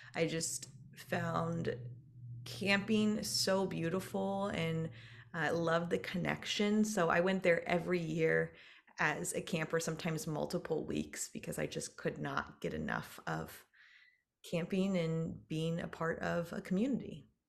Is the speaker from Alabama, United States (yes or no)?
no; Dayton, Ohio, United States; moved away as an adult; also born or lived in Iowa / Nebraska / California; now in San Francisco Peninsula, United States; So, I am originally from Dayton, Ohio. So, I'm a Midwest gal.